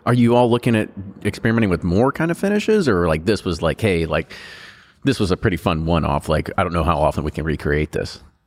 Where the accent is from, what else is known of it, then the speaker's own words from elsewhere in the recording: Louisville, Kentucky, United States; we call ourselves, like, Louisvillians.